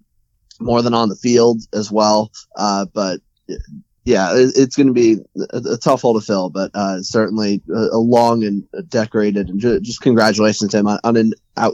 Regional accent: United States; I'm an American that's stuck in my ways.

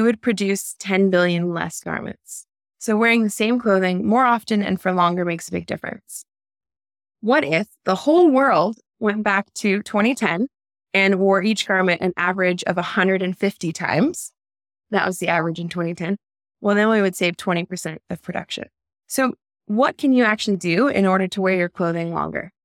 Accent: United States; I'm an American

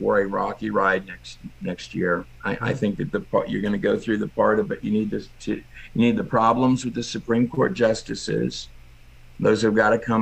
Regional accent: Texas, United States; I grew up in Texas

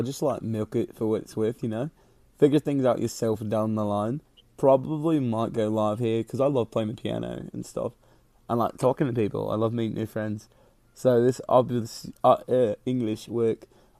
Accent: Australia; now in England, United Kingdom; from England. Well, I'm from Australia, but I live in England.

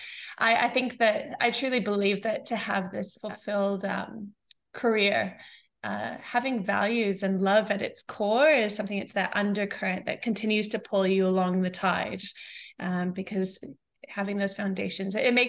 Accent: New Zealand; also born or lived in New Mexico, United States; My background is I was born in New Mexico in the States, and I moved to New Zealand when I was 8. And I went to maybe 5 schools over 3 years.

